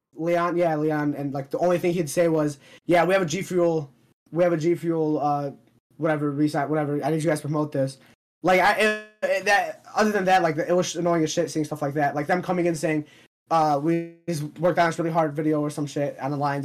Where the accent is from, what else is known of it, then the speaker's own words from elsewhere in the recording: Palestine; I'm from Palestine.